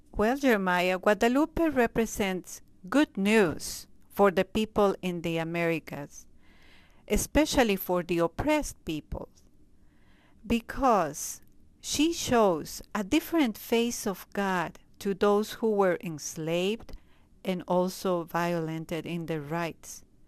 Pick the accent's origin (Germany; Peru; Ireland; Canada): Peru; moved away as an adult; now in Springfield, United States; I was born in Peru. I entered in the community in Peru